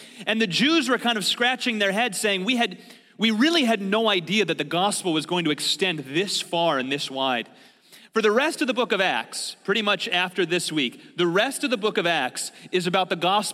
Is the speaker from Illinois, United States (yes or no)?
yes; Chicago, Illinois, United States; also born or lived in Thailand; When I was living in Thailand and I would tell people I was from Chicago